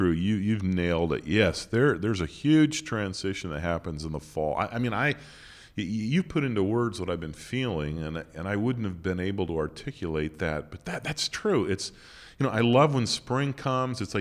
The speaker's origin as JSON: {"language": "English", "region": "Montana", "country": "United States", "tie": "born or raised there", "said": "I think that goes back to growing up in Montana"}